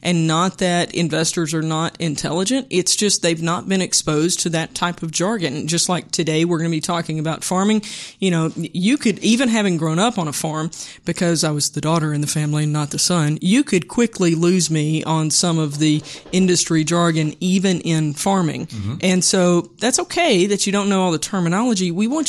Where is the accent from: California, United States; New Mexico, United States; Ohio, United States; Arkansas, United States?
Arkansas, United States; Moro; I grew up in Moro, M-O-R-O